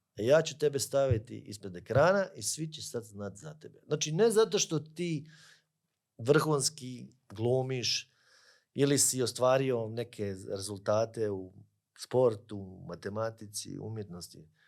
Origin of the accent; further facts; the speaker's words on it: Croatia; kod nas u Hrvatskoj